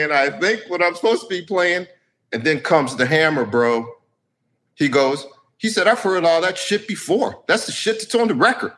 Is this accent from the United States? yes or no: yes; Washington, District of Columbia, United States; moved away as an adult; now in California, United States; I'm originally from Washington, D.C.